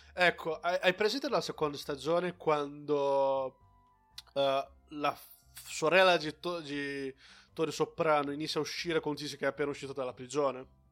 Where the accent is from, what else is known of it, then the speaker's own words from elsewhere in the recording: Brazil; now in Italy; ho la cittadinanza brasiliana e non una cittadinanza italiana